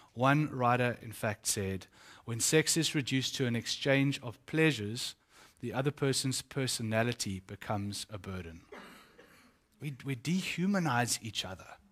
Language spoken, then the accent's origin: English; Eastern Cape, South Africa; The Eastern Cape, where I come from